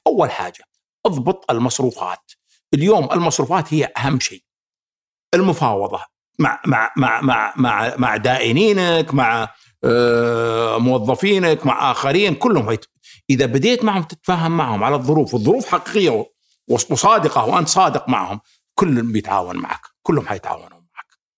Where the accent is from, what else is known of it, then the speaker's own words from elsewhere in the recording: Saudi Arabia; احنا كسعوديين